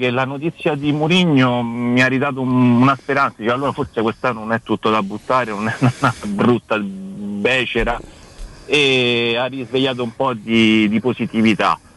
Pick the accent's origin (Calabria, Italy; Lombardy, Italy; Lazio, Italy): Lazio, Italy; Rome; now in Catania, Italy; io da Romano